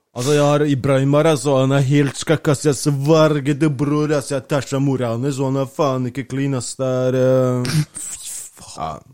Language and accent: Norwegian; Bardufoss, Troms, Norway